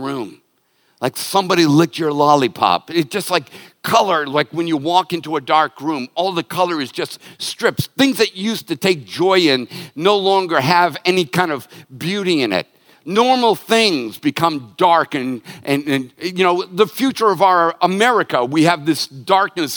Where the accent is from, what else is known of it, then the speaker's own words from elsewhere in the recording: Boston, Massachusetts, United States; moved away; I'm from Boston